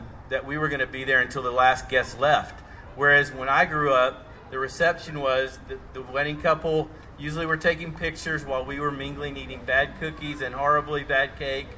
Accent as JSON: {"language": "English", "region": "Tennessee", "country": "United States", "said": "I am from Tennessee, Southern Baptist, very conservative church"}